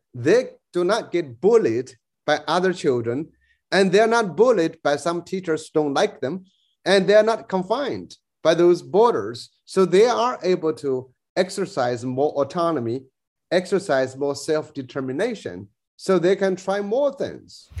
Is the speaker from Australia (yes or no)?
yes; New South Wales, Australia; I'm Australian, you know, I'm uh, you know New, New South Wales kind of kind of person